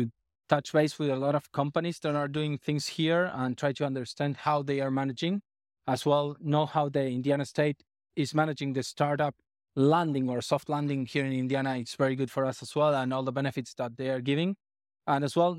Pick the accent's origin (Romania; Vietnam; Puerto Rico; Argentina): Argentina; Yeah, I'm from Argentina.